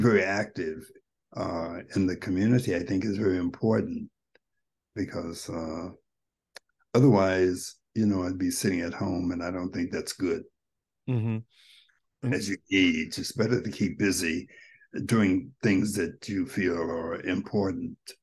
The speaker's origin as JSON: {"language": "English", "country": "United States", "said": "I was from America"}